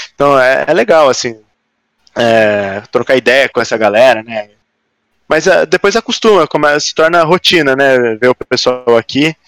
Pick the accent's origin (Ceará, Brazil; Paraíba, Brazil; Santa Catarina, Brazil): Santa Catarina, Brazil; Florianópolis; moved away as an adult; also born or lived in Ireland; now in São Paulo, Brazil; Eu sou de Floripa. Eu nasci aqui em São Paulo, mas fui novo para Floripa. E aí né? é... a maior parte da vida eu passei lá